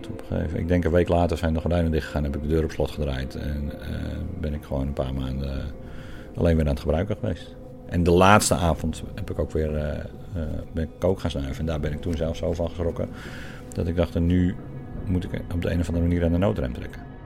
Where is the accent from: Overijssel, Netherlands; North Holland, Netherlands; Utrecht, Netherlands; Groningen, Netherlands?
North Holland, Netherlands; Kop van Noord-Holland; moved away; Ik kom uit de kop van Holland oorspronkelijk